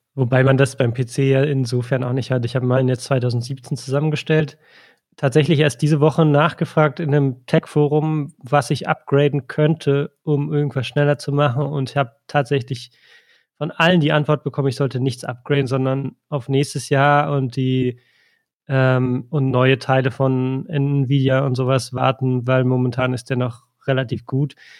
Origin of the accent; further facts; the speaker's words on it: East Germany, Germany; ich bin im Osten aufgewachsen